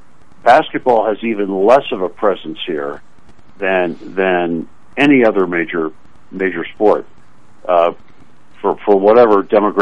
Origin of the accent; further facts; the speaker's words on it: Winnipeg, Manitoba, Canada; also born or lived in Minnesota; now in Colorado, United States; I grew up in Winnipeg.